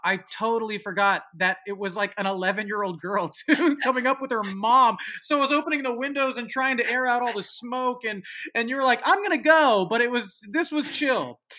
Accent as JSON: {"language": "English", "area": "San Francisco Bay Area", "region": "California", "country": "United States", "said": "where I'm from uh, San Francisco Bay Area"}